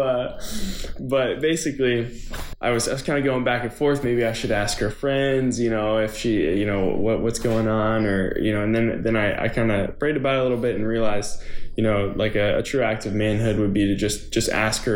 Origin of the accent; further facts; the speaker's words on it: Tarpon Springs, Florida, United States; moved away as an adult; also born or lived in Clemson, South Carolina; now in Nashville, United States; I'm from Tarpon Springs, Florida in the Tampa Bay area, and went to elementary school, middle school, high school all there